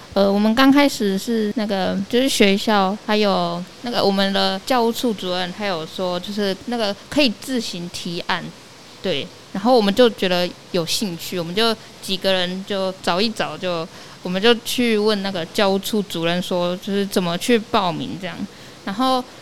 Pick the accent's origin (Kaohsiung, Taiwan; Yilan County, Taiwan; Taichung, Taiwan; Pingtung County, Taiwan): Pingtung County, Taiwan; Wandan; 然后我是来自潮州高中的，然后我本身是万丹人。